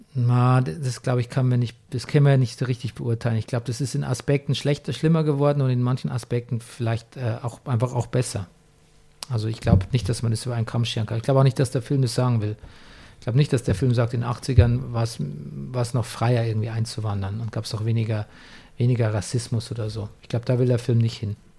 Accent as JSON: {"language": "German", "country": "Germany", "tie": "born or raised there", "said": "bei uns in meinem Heimatort Grafen Grafentrauch"}